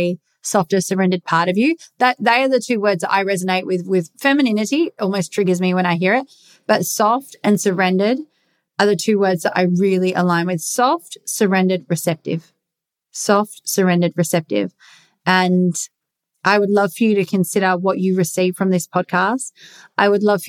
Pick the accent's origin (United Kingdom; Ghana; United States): United Kingdom; England; I'm English